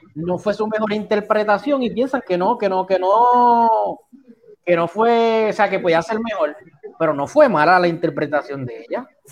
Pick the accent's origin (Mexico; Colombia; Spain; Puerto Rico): Puerto Rico; Yo soy puertorriqueño